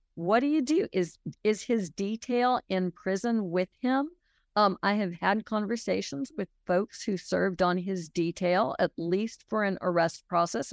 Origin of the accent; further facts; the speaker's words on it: Los Angeles, California, United States; moved away as an adult; also born or lived in New York; now in Alabama, United States; I grew up in Los Angeles, spent a lot of time in New York growing up, and came to Alabama as an adult, sort of as an outsider.